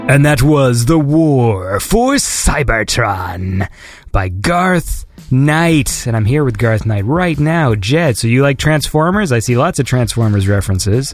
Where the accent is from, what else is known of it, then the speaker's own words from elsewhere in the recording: Canada; I'm Canadian